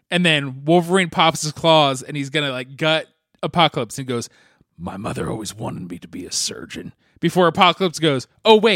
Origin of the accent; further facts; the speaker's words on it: Canada; I'm Canadian.